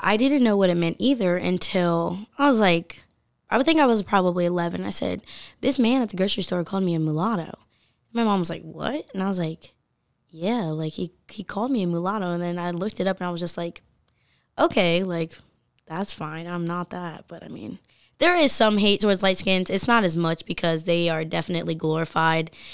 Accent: Milford, Delaware, United States; I'm from Milford and then I went to Polytech

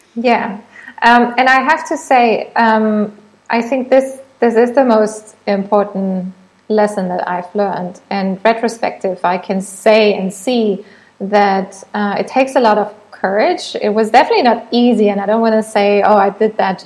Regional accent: Germany; English is a second language; moved away as an adult; also born or lived in Munich; now in Thailand; I'm originally from Germany, but since a few years now, I've been living in Thailand

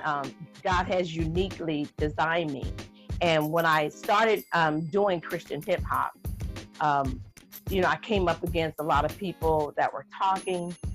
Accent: Jacksonville, Florida, United States; also born or lived in Georgia; I was raised in Jacksonville, Florida

